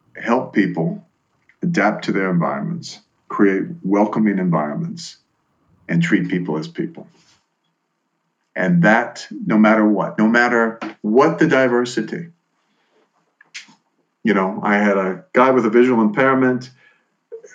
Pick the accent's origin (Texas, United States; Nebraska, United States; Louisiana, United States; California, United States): Louisiana, United States; New Orleans; moved away; Growing up in New Orleans